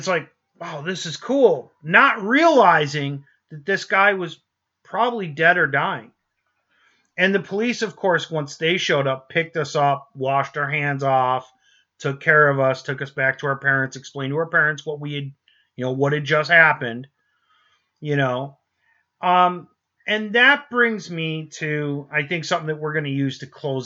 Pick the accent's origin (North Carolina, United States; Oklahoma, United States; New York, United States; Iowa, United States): New York, United States; moved away; originally we're from New York. I grew up in a neighborhood